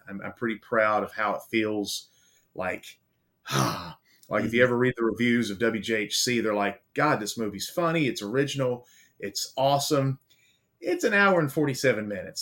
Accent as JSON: {"language": "English", "town": "Baltimore", "region": "Maryland", "country": "United States", "also_born_or_lived": "the South, United States", "moved": "yes", "lives_now": "US South", "said": "I'm from Baltimore"}